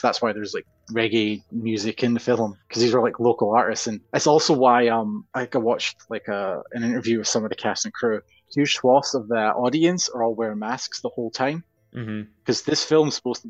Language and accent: English; Glasgow, Scotland, United Kingdom; I'm from Glasgow, so that's a regular occurrence.